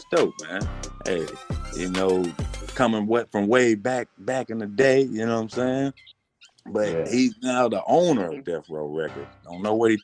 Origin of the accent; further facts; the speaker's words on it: Arkansas, United States; I was born in Arkansas. I'm from Arkansas.